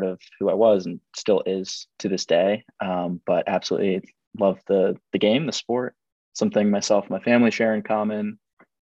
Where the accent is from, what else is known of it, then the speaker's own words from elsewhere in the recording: Delray Beach, Florida, United States; moved away as an adult; also born or lived in Ithaca, New York; Was born and raised in South Florida